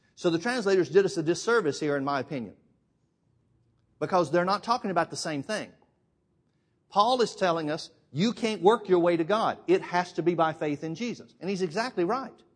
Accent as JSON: {"language": "English", "region": "Alabama", "country": "United States", "said": "I'm from Alabama."}